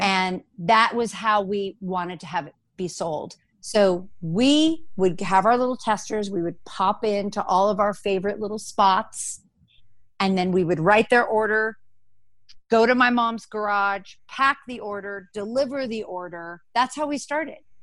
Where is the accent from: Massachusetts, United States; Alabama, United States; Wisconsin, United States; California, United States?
California, United States; Los Angeles; also born or lived in New York; I grew up in Los Angeles